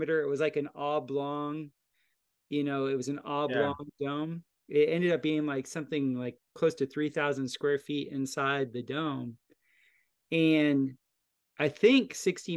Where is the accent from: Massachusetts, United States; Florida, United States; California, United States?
Florida, United States; moved away; also born or lived in Costa Rica; where I grew up in Florida, there's lots of hurricanes.